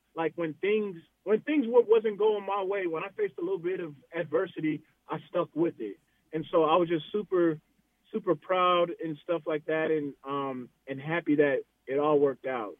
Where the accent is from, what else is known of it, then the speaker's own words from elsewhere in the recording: Arizona, United States; I'm from Arizona